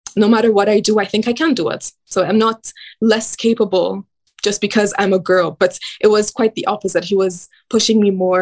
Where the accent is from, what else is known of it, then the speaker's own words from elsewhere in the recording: Cairo, Cairo Governorate, Egypt; I grew up in Cairo, Egypt.